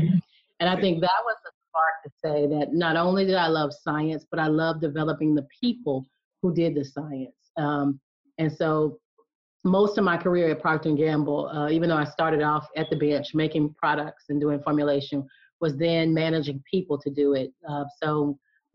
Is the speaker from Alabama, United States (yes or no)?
yes; Alabama, United States; I'm from the South, so I'm from Alabama. And so growing up, playing out in the yard